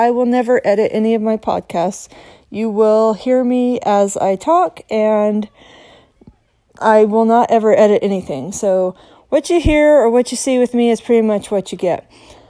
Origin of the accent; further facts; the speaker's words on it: Salt Lake City, Utah, United States; now in Maryland, United States; But I live in Maryland. I'm from Salt Lake City. I have lived all over the world.